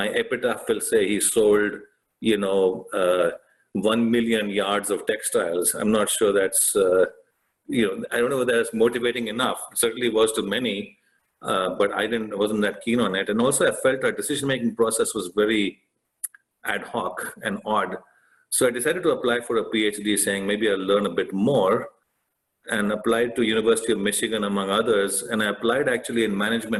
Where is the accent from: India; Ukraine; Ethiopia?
India; moved away; I grew up in India